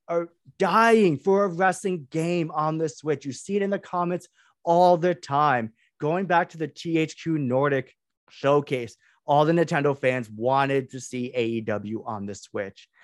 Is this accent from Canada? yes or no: yes; Canada; I am Canadian